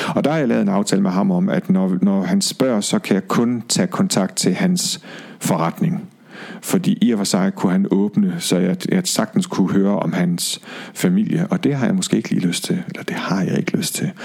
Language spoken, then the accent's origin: Danish; Aalborg, North Denmark Region, Denmark; moved away; Jeg er fra Aalborg